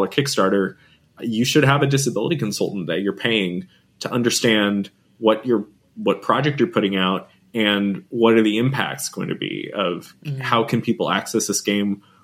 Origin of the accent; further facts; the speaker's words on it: California, United States; growing up in California, and I still live and work here now too as well